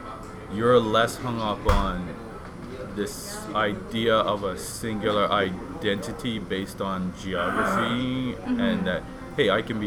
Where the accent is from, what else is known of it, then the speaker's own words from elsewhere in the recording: Bermuda; moved away as an adult; now in Canada; So I'm an immigrant. I'm from Bermuda.